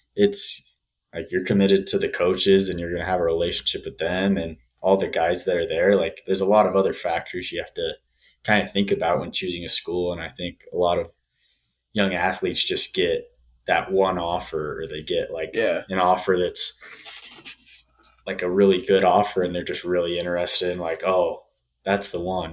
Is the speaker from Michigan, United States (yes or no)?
no; Saratoga Springs, Utah, United States; moved away as an adult; now in Colorado, United States; I'm from Saratoga Springs, Utah